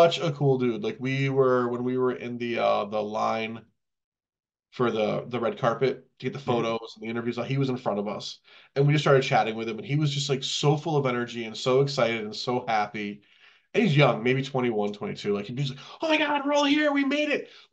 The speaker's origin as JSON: {"language": "English", "region": "Connecticut", "country": "United States", "said": "we're from Connecticut"}